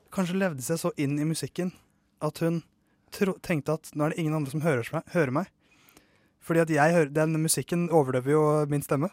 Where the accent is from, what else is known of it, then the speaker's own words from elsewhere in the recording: Norway; som nordmann